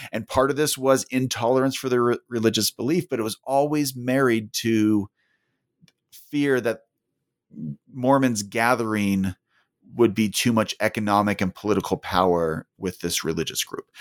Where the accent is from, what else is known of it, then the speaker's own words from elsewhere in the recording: California, United States; moved away as an adult; also born or lived in Utah; now in Salt Lake City, United States; I was born and raised in California